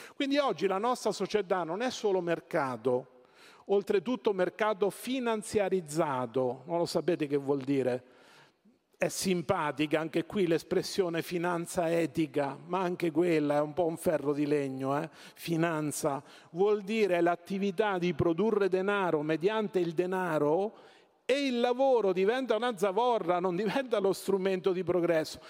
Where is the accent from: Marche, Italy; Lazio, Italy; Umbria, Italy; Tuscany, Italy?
Marche, Italy; Io vengo dalle Marche